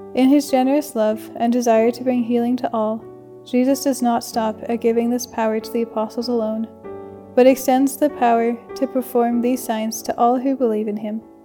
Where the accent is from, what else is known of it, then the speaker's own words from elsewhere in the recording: Calgary, Alberta, Canada; moved away; from Calgary, Alberta, and I'm a second year student at St. Therese.